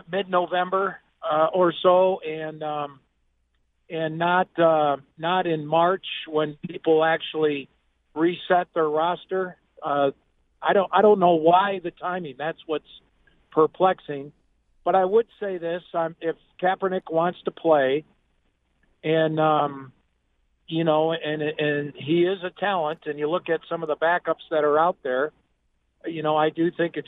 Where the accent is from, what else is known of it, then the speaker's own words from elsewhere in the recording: Oswego, Illinois, United States; now in Denver, United States; I went home to my hometown in Oswego, Illinois